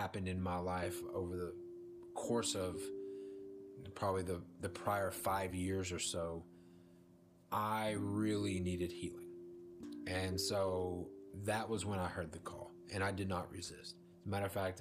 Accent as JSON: {"language": "English", "town": "Dallas", "region": "Texas", "country": "United States", "tie": "born or raised there", "lives_now": "East Texas, United States", "said": "I am from the Dallas-Fort Worth metroplex of Texas. That's where I grew up"}